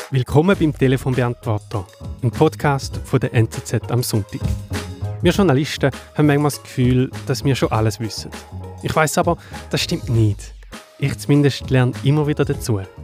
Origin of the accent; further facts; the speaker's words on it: Thayngen, Schaffhausen, Switzerland; in der Schweiz, zum Beispiel in dem Dorf, wo ich aufgewachsen bin, in Teingen